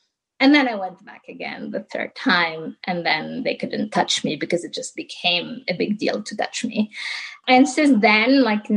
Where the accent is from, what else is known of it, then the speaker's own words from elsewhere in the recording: southern Tunisia, Tunisia; now in San Francisco, United States; I was born and raised in Tunisia. I'm from the south of Tunisia, the desert.